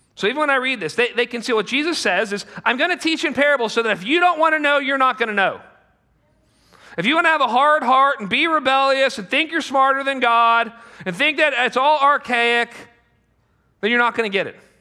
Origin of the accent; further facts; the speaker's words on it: United States; we're American